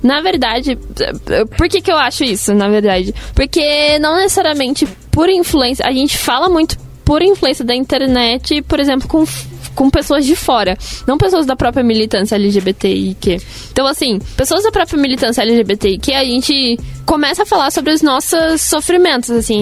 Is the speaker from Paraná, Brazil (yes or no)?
no; São Paulo, Brazil; Sou de São Paulo